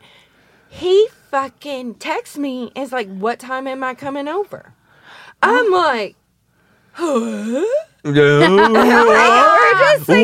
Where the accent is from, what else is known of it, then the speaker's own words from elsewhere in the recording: Kentucky, United States; moved away; oh, I'm from Kentucky.